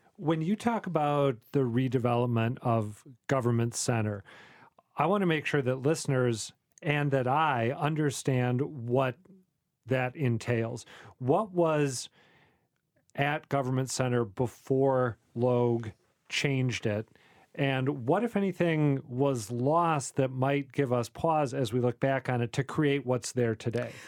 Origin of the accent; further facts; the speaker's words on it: Saint Paul, Minnesota, United States; moved away; I grew up in Saint Paul, Minnesota